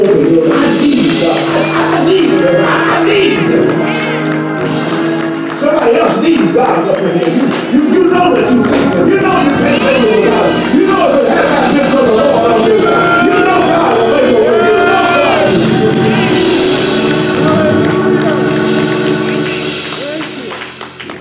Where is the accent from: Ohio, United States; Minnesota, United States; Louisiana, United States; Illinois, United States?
Louisiana, United States; North; moved away as an adult; now in Salina, United States; I'm from North Louisiana